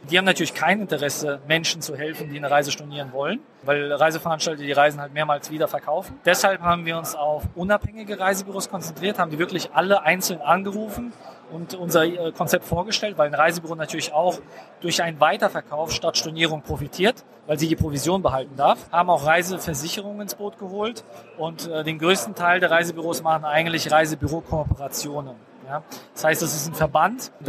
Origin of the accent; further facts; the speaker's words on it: Berlin, Germany; bin aus Berlin